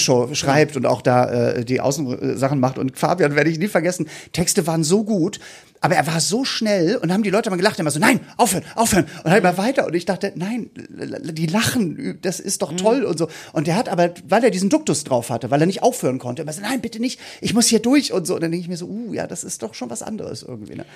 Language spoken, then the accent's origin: German; Hamburg, Germany; wir kommen nicht aus dem Osten, ich muss dazu sagen, wir kommen ja aus Hamburg.